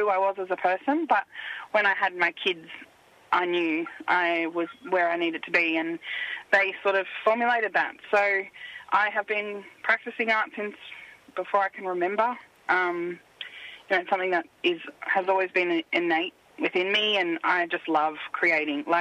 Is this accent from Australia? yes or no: yes; Shepparton, Victoria, Australia; I was born in Kanigupna, which means a place where the big fish are caught, and it's also known as Shepparton